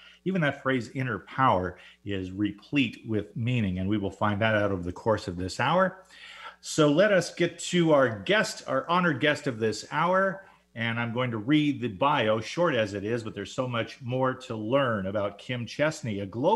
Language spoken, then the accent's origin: English; Southern California, United States; I grew up in Southern California